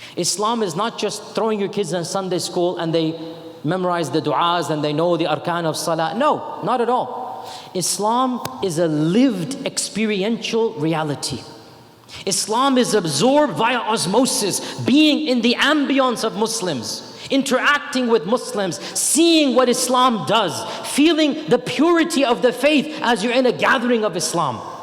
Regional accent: United States; I was born in America.

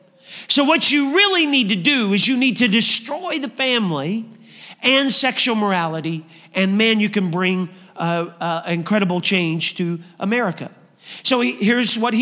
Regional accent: Indiana, United States; I'm from Indiana.

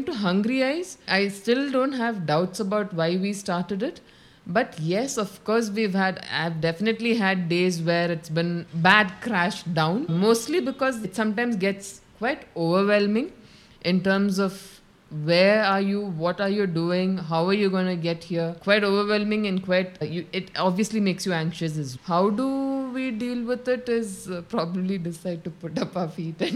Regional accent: Kerala, India; moved away as an adult; also born or lived in Bangalore; I was born and brought up in Kerala itself

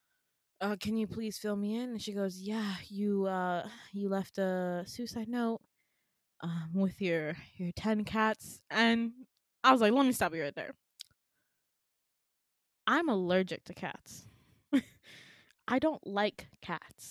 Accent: Midwest, United States; I'm from the Midwest

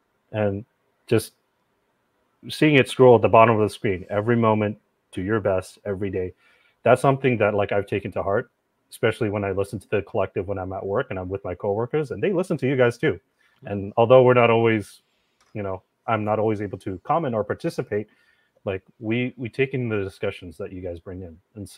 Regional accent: Philippines; now working in healthcare, which I never thought I'd actually do, being Filipino and everything

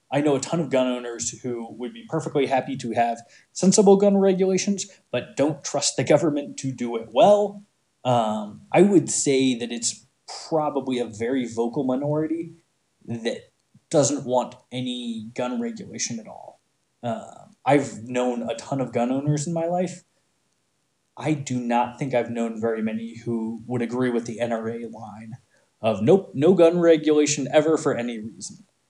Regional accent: Montana, United States; growing up in Montana around a ton of people who had guns

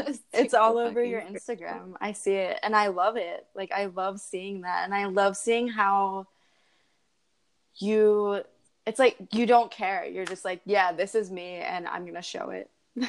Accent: Philadelphia, Pennsylvania, United States; moved away as an adult; also born or lived in San Diego; I'm from Philadelphia. I went to Penn State for accounting. I spent 3 years here in Philadelphia.

